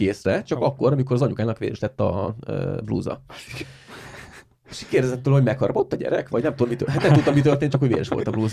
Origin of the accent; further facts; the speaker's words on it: Siófok, Somogy, Hungary; van egy siófoki csoport, egy siófoki életcsoport, amiben vagyok